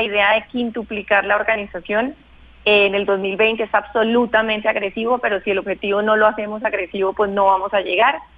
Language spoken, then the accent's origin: Spanish; Bogotá, Colombia; nacida y crecida, criada en Bogotá